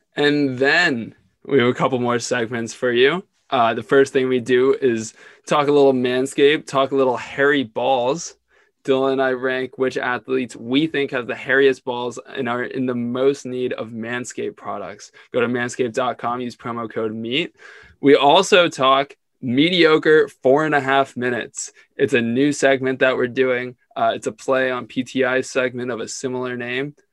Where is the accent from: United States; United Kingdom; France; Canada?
Canada; Ontario; I grew up in Ontario